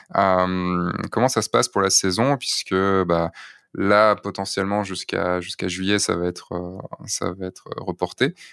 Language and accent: French; central Brittany, France; now in Lyon, France; je suis breton